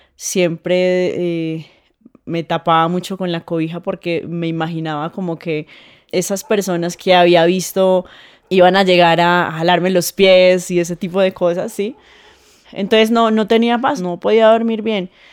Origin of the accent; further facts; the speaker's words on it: Putumayo, Colombia; moved away; also born or lived in Mocoa; Yo crecí en el campo, yo nací en, en la capital del Putumayo, que se llama Mocoa, pero crecí en el campo con mis abuelos